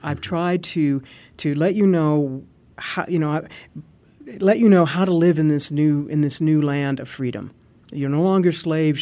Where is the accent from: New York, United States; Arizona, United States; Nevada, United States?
Arizona, United States; I'm from Arizona